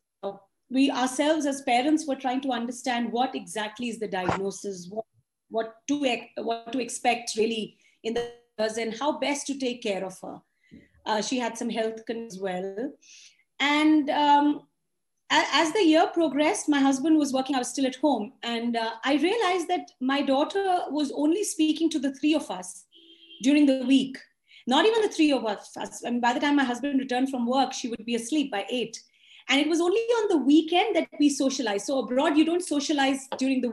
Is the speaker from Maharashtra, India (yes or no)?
no; Chandigarh, India; moved away as an adult; also born or lived in London; I went home in Chandigarh